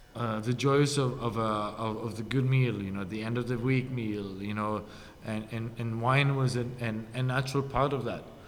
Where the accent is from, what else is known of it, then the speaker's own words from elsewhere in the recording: Norway; my hometown, hometown in Norway